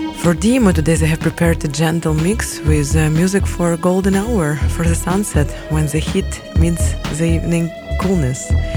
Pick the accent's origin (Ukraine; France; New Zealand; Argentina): Ukraine; Kyiv; I'm from Kiev, Ukraine, the capital of brave people